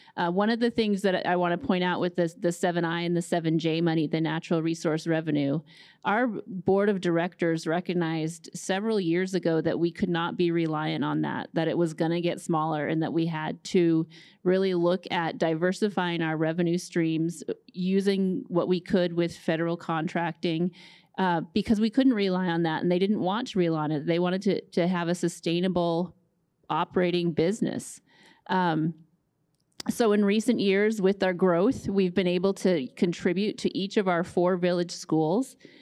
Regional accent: Fairbanks, Alaska, United States; also born or lived in Nulato, Alaska; I grew up in Fairbanks, spent a lot of time on the Yukon and in Nulato

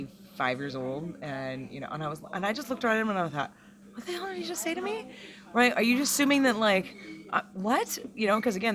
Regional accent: Berkeley, California, United States; I'm from Berkeley.

